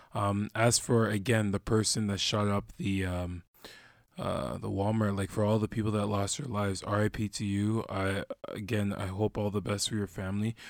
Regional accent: Canada; my roots are Ghanaian, but I grew up in Canada

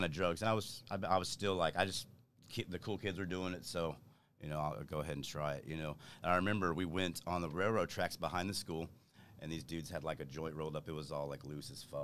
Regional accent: Dallas, Texas, United States; I was raised in East Dallas. Had a pretty good childhood.

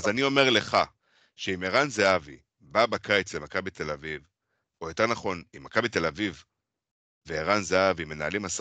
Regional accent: Petah Tikva, Central District, Israel; יש לי סוף ספוט להפועל פתח תקווה, כי, כי גדלתי בפתח תקווה.

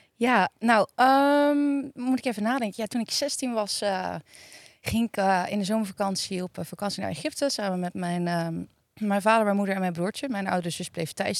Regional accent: Hillegom, South Holland, Netherlands; Ik kom uit Hillegom

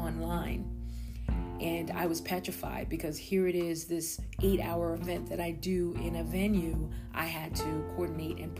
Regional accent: Long Island, New York, United States; also born or lived in Virginia; I am located in Long Island, New York, and I have been living here for mostly all my life. I did live out of state before in Virginia, but I ended up coming back to my hometown.

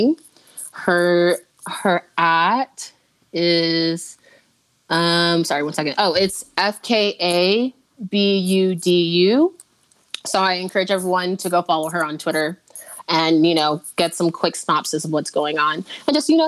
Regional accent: Nigeria; now in United States; I am Nigerian

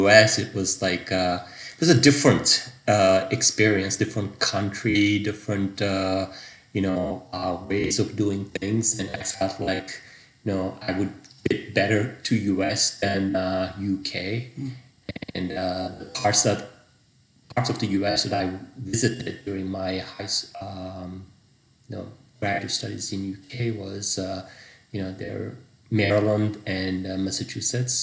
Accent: Izmir, Turkey; moved away as an adult; now in United States; I was born and raised in Turkey

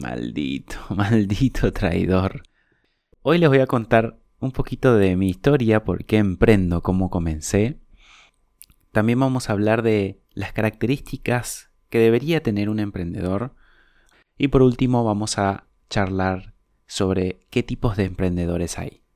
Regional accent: Paraguay; moved away; la colonia de donde yo vengo, es una colonia alemana allá en Paraguay

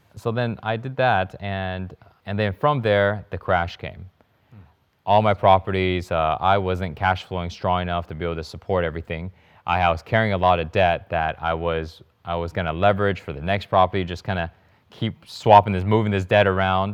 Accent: Houston, Texas, United States; moved away as an adult; now in Bali, Indonesia; I grew up in Houston, and I had a lot of struggles

